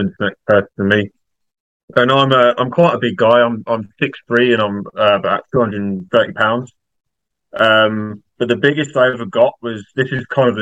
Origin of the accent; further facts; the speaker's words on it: East of England, United Kingdom; I'm from the UK, more specifically England. I live about 30 minutes north of London in a town called Bedfordshire.